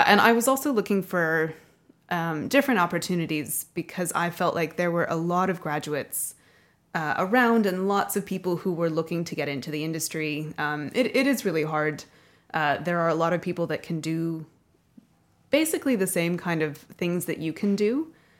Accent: Denver, Colorado, United States; born there; While I was born in Denver and in Colorado, I didn't have a really wide network of people there.

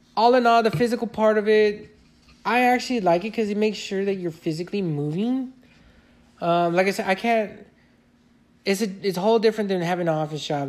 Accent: Fontana, California, United States; I've worked in my hometown, Fontana

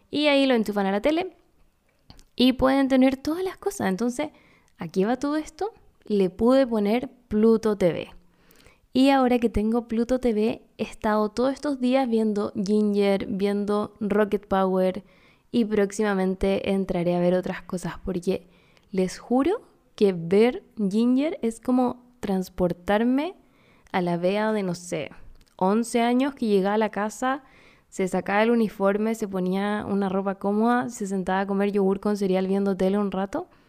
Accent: Córdoba, Argentina; Yo soy de Córdoba.

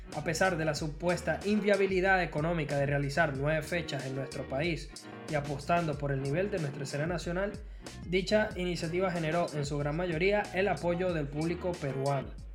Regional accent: Venezuela; a mí como venezolano

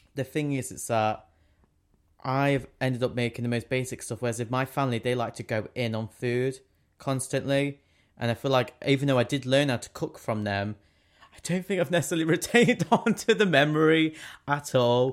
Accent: England, United Kingdom; we're English

